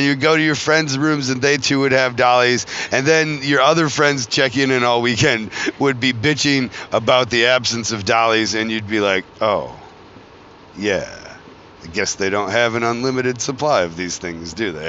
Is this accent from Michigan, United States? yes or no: yes; Flint, Michigan, United States; I come from Flint, Michigan